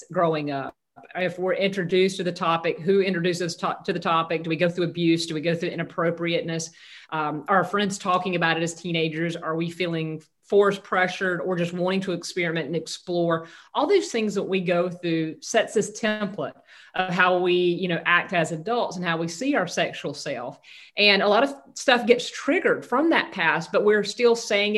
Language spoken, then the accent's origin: English; Southeast Georgia, United States; moved away; also born or lived in Northeast Florida / Southern California; I grew up in Southeast Georgia, very conservative, rural Christian upbringing